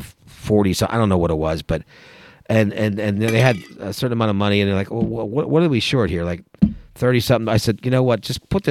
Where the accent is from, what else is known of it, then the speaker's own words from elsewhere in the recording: Pennsylvania, United States; And it was in my home state, even though it was across the state. I was so happy to be in my home state.